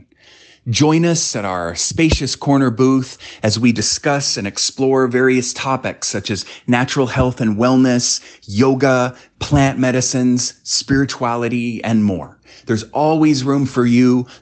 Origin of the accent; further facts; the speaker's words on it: United States; I'm American